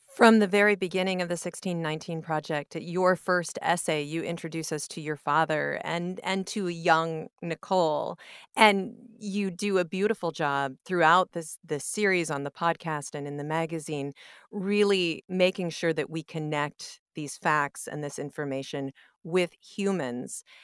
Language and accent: English; Cedar Falls, Iowa, United States; I grew up in Cedar Falls